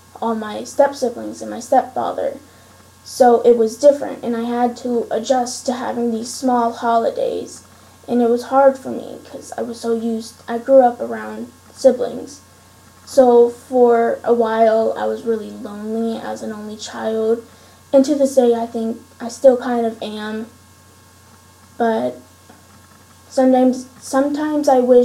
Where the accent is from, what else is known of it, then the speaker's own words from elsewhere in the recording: Steelton, Pennsylvania, United States; I was raised in Steelton, Pennsylvania, with my stepfather and his stepkids